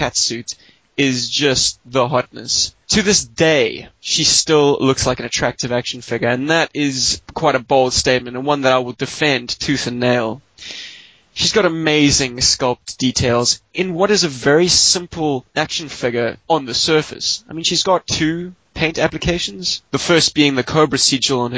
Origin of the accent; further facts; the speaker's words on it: Cape Town, Western Cape, South Africa; moved away; also born or lived in Johannesburg; my Cape Town address